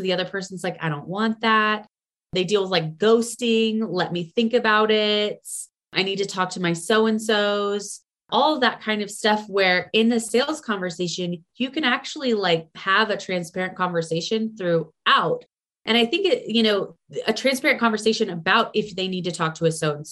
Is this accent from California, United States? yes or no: no; Houston, Texas, United States; moved away as an adult; also born or lived in Austin, Texas; now in Colorado, United States; I'm from Houston, Texas, which it's gotten better there, but it's still very flat and very hot. And I lived in Austin for a little bit after Houston